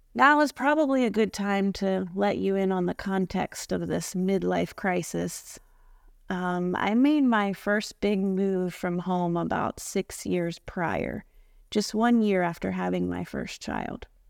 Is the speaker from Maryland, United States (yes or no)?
yes; Maryland, United States; moved away as an adult; now in Florida, United States; I grew up in Maryland, but I've been living in Florida for the past fourteen years